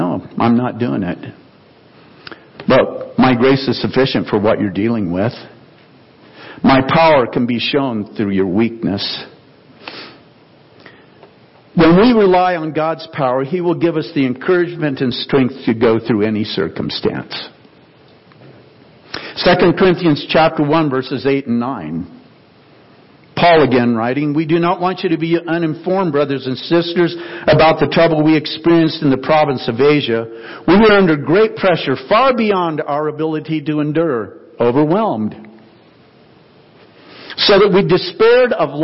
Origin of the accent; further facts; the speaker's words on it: the Northwest, Pacific Northwest, United States; I grew up in the Northwest.